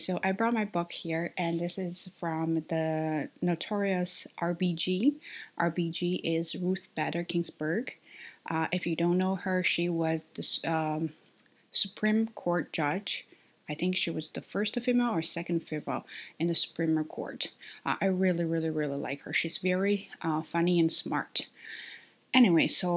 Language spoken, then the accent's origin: English; China; English is a second language; my identity as a Chinese